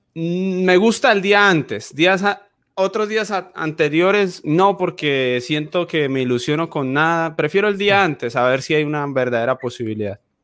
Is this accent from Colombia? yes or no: yes; Llanos Orientales, Colombia